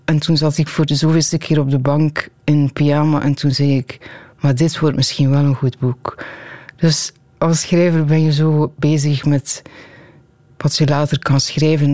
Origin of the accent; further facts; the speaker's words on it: Tielt, Flanders, Belgium; Mensen weten dat ik van Tiel ben